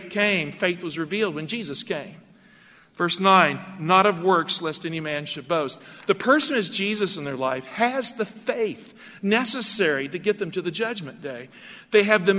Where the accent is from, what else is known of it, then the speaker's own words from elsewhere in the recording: Galax, Virginia, United States; In my hometown of Galax, Virginia